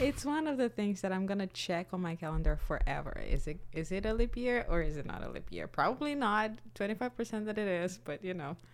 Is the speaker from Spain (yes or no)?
no; Brazil; moved away; I'm from Brazil.